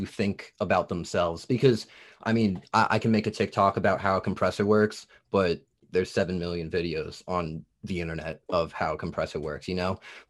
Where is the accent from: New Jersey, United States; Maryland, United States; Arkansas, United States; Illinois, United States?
New Jersey, United States; accent: Jersey; now in Tennessee, United States; I'm from New Jersey, and then I came down to Tennessee. Okay. They're like, oh, you got a Jersey accent.